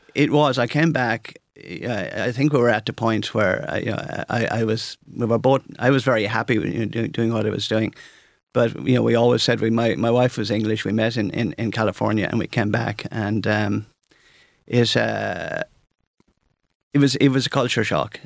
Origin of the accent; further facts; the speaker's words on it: St Mullins, County Carlow, Ireland; I grew up in Saint Mullins, I think, as you probably know. It's a beautiful place in South Carlow.